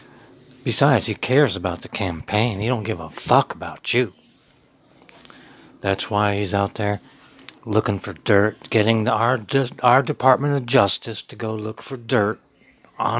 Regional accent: United States; I'm a voice from the heartland, raised in Middletown, America

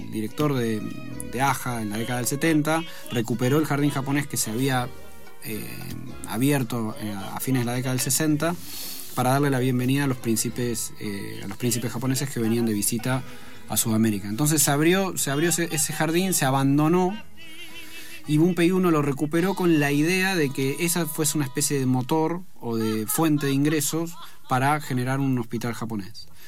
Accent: Argentina; si somos argentinos si vivimos en otro país

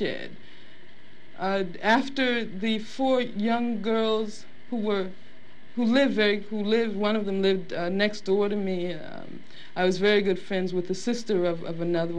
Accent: Birmingham, Alabama, United States; moved away; also born or lived in Los Angeles; I grew up in Birmingham, Alabama.

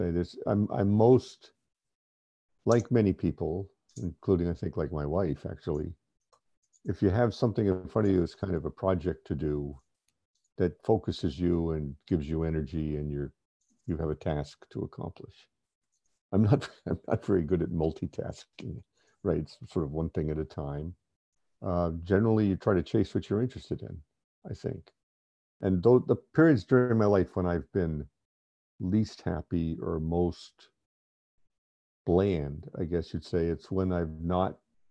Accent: East Coast of the U.S., United States; I grew up in the East Coast of the U.S.

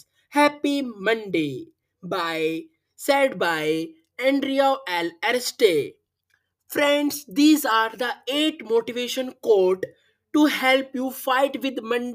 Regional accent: India; I am from India

